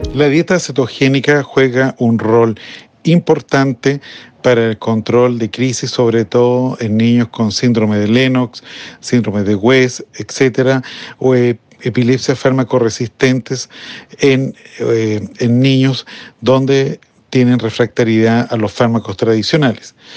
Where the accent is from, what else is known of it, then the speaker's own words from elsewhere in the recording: Chile; mi país específicamente en Chile